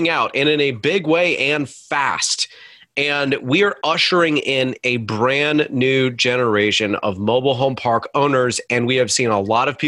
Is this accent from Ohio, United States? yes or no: yes; Cleveland, Ohio, United States; moved away; I'm originally from Cleveland